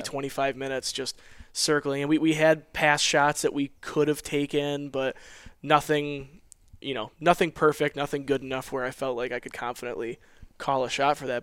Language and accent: English; Western New York, United States; I'm from Western New York. I'm about four hour drive from Coble Skill, um, right up on Lake Ontario.